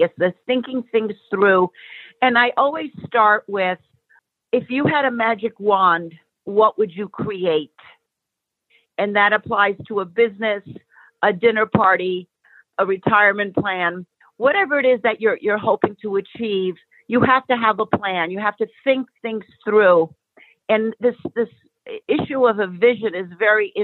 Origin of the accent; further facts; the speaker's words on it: New York City, New York, United States; now in Los Angeles, United States; I am living in Los Angeles. I was originally from New York City. I am a child of immigrants. My parents came from the country of Greece, and I grew up immersed in that culture, and I'm bilingual.